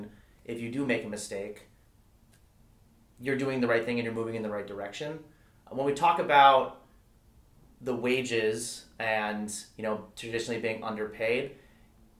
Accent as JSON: {"language": "English", "town": "Calabasas", "region": "California", "country": "United States", "tie": "born or raised there", "said": "I grew up in Calabasas"}